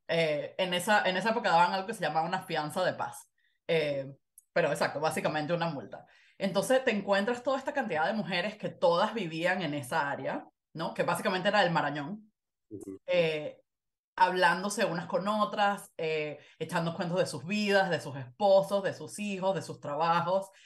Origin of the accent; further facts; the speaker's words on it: Venezuela; also born or lived in Panama; now in United States; yo soy venezolana, llevo años viviendo en los Estados Unidos ya